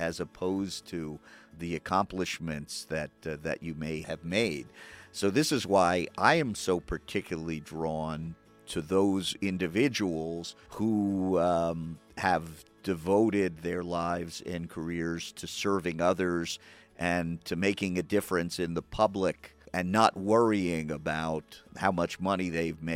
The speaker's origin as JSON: {"language": "English", "town": "Westfield", "region": "New Jersey", "country": "United States", "tie": "born or raised there", "moved": "yes", "lives_now": "Reno, United States", "said": "I grew up in New Jersey"}